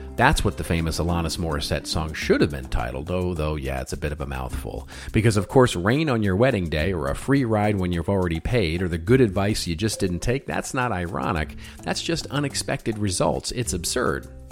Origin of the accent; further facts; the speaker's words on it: Irving, Texas, United States; also born or lived in Dallas; I grew up in Irving, and I used to say, yeah, I grew up in the streets, the mean streets of Irving, Texas.